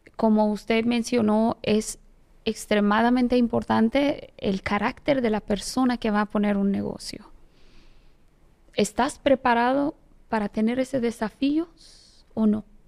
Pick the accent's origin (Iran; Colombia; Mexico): Iran; Spanish is a second language; moved away as an adult; now in Dominican Republic; soy iraní, tengo ah, casi 18 años viviendo en República Dominicana. Llegué aquí 2005